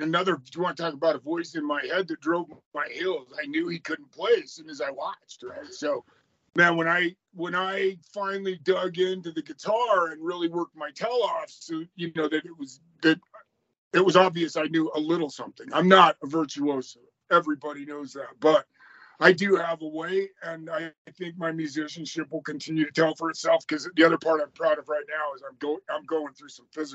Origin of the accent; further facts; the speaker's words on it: Pleasant Grove, Utah, United States; moved away; I grew up in Pleasant Grove, Utah, in the heart of the LDS world.